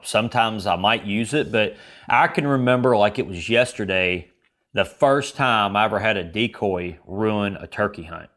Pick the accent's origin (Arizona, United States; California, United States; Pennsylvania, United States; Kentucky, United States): Kentucky, United States; I'm from Kentucky